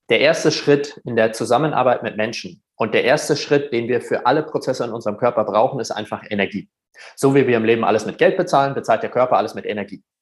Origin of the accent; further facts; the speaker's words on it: Germany; Aber er so, hey, du bist doch auch Deutscher, oder? Und ich so, ja.